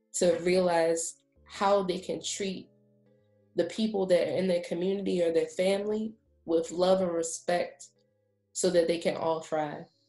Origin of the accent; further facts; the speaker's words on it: Baltimore, Maryland, United States; moved away as an adult; also born or lived in Washington, District of Columbia, United States; now in Prince George's County, United States; I'm also from Baltimore, um, but I went to the University of Maryland College Park um, for my undergrad and for my PhD